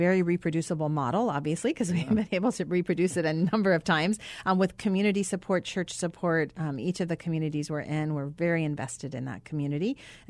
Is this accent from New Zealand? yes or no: no; Arizona, United States; I grew up mostly in Arizona.